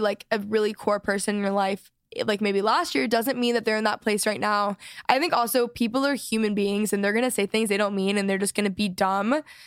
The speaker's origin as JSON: {"language": "English", "region": "Texas", "country": "United States", "said": "I'm from Texas"}